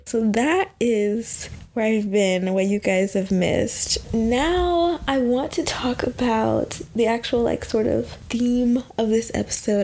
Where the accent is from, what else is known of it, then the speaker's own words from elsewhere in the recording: Texas, United States; moved away as an adult; also born or lived in Washington, D.C.; I'm originally from the South. I'm from Texas